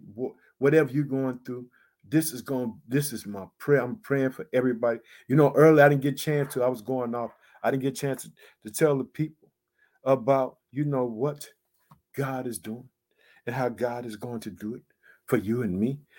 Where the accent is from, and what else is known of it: Illinois, United States